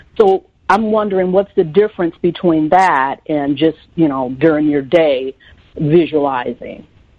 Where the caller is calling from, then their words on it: Chicago, Illinois, United States; Sure, I live in the Chicago area.